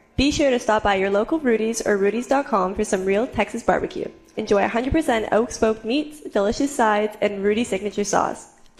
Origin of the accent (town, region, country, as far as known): Canada; now in College Station, United States